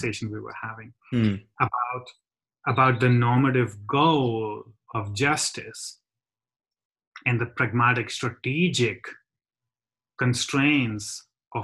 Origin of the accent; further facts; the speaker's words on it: India; now in United Kingdom; as an Indian